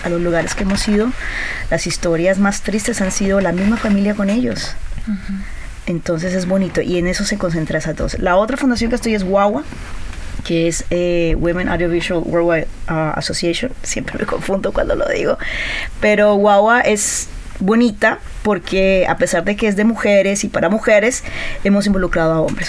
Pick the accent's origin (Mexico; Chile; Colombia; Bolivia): Colombia; yo soy colombiana, he estado en Colombia, he trabajado en Argentina, en Brasil, en Venezuela